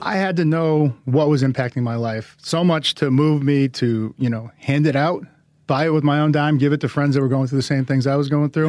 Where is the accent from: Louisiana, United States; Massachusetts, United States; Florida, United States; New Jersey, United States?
Massachusetts, United States; Boston; I am of Samoan heritage, but I grew up in Boston